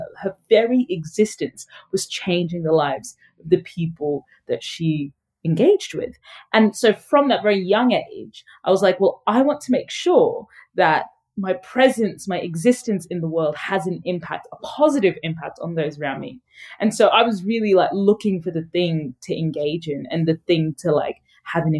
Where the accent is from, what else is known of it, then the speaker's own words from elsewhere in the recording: Brisbane, Queensland, Australia; also born or lived in Sudan; My family migrated to a small-ish city in Australia called Brisbane.